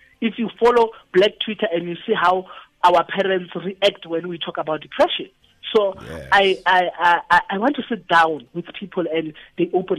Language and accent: English; Itsoseng, North West, South Africa; moved away; Where I come from, I'm from Itu Seng.